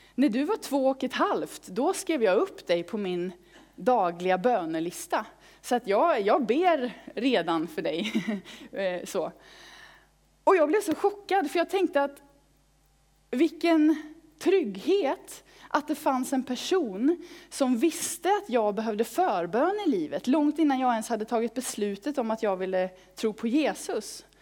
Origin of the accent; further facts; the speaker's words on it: Falköping, Västra Götaland, Sweden; i pingstförsamlingen i Falköping, där jag växte upp